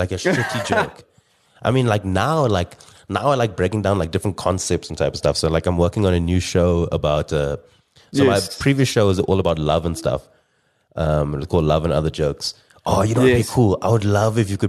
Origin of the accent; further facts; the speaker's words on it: South Africa; we're from South Africa